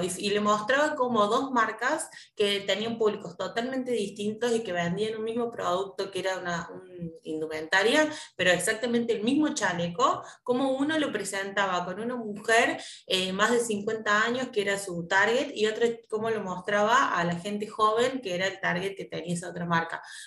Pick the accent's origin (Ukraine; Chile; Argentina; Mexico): Argentina; Córdoba; nosotros somos de Córdoba